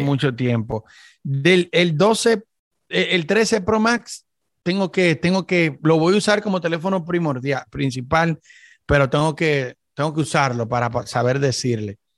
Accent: Dominican Republic; yo soy dominicano

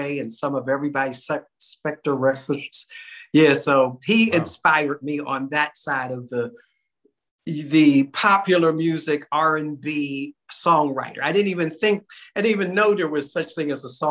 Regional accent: Pittsburgh, Pennsylvania, United States; I grew up in Pittsburgh, Pennsylvania

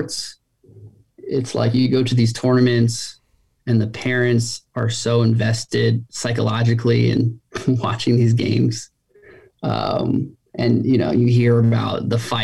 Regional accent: Takoma Park, Maryland, United States; I grew up in Tacoma Park, a suburb outside of DC

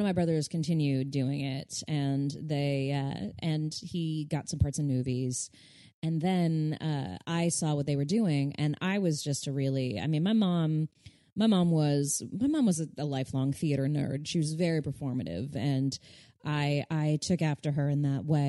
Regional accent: Burbank, California, United States; I grew up in Burbank where kids would come out for pilot season.

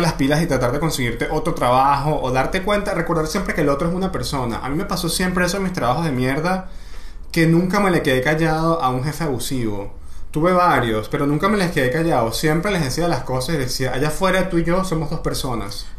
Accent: Maracay, Aragua, Venezuela; soy de Maracay

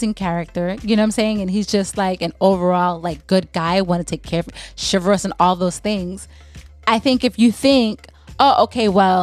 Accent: St. Thomas, U.S. Virgin Islands; I'm from the Virgin Islands. I'm from St. Thomas

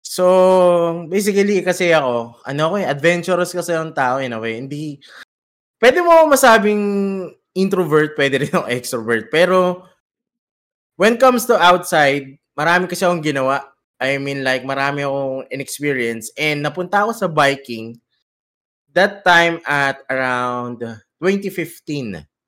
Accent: Quezon City, Metro Manila, Philippines; moved away as an adult; now in United Arab Emirates; kami sa Cubao. So, taga Cubao ako

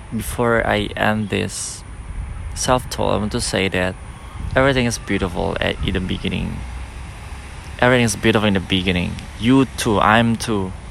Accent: Nias, North Sumatra, Indonesia; moved away; come back to my hometown in Nias

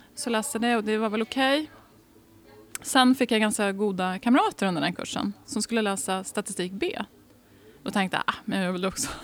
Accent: Degerfors, Örebro County, Sweden; now in Uppsala, Sweden; jag har bott i Värmland i nästan tio år av mitt liv

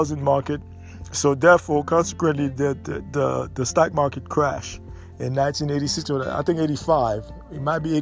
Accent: United States; as American

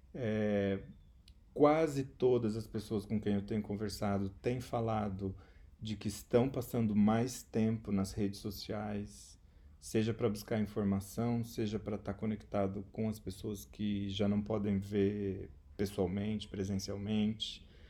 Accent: Maringá, Paraná, Brazil; moved away as an adult; also born or lived in Ribeirão Preto / Spain; sou também maringaense, né, a cidade onde eu moro, mas também onde eu nasci.

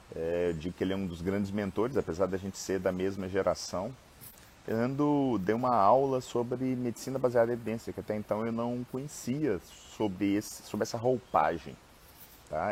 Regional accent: Minas Gerais, Brazil; eu sou mineiro

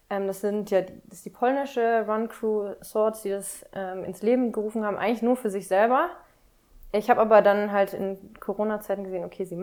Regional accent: North Rhine-Westphalia, Germany; now in Berlin, Germany; also ich bin in NRW groß geworden, aber habe auch bayerische Wurzeln.

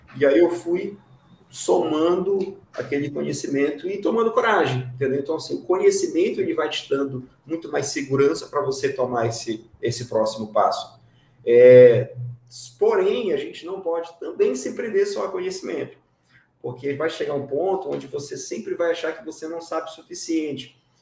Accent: Breves, Pará, Brazil; now in Belém, Brazil; eu sou do interior do estado, sou de Breves, a 12 horas de navio daqui.

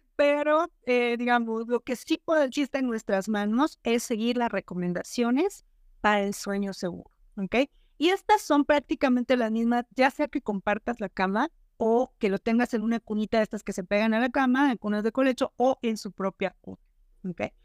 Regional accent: Monterrey, Nuevo León, Mexico; yo soy de Monterrey

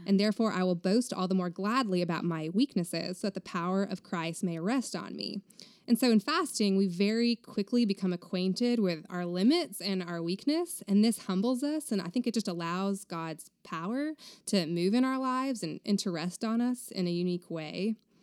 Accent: Vermont, United States; moved away as an adult; also born or lived in Texas; now in Round Rock, United States; I grew up in Vermont until I was eighteen when I moved to Texas to go to Baylor University

